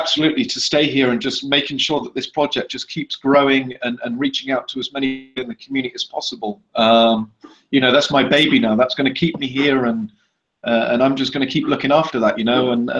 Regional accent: England, United Kingdom; now in Brazil; I took a trip back to England for Christmas 2.5 years ago. And whilst I was in my hometown, a good friend of mine suggested to me, why don't you set up a project in the favela?

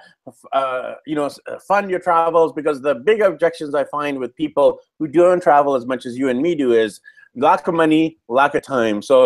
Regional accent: Vancouver, British Columbia, Canada; moved away as an adult; I'm from Vancouver, BC, Canada

